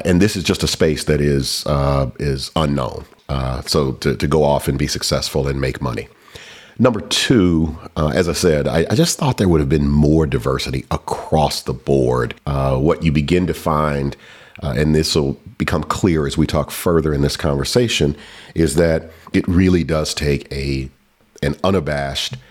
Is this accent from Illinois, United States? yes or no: no; Atlanta, Georgia, United States; I grew up in Atlanta, Georgia, before it was cool to be from the SWAT